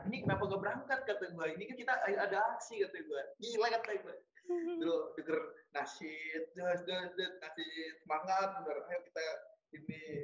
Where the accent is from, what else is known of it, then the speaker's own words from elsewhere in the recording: Bekasi, West Java, Indonesia; moved away as an adult; also born or lived in Lampung; Asal sebenarnya gue asal dari Bekasi